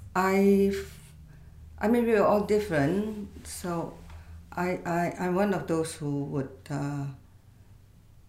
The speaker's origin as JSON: {"language": "English", "country": "Singapore", "tie": "born or raised there", "also_born_or_lived": "Pulau Bukom", "moved": "yes", "said": "I was born in Singapore, 1952"}